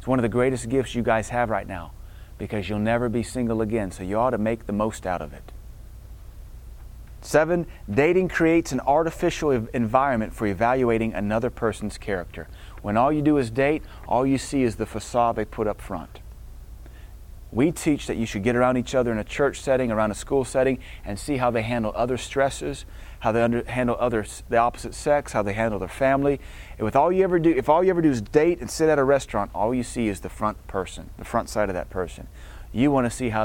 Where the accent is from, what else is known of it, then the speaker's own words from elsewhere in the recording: Deep South, United States; I'm from Deep South